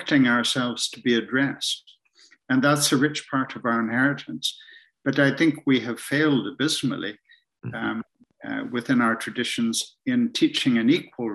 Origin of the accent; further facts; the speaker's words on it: Ontario, Canada; moved away as an adult; now in Scotland, United Kingdom; I'm in Scotland now, but in fact, I grew up in Canada and spent a lot of time up in the Muskoka Lakes, north of big cities like Toronto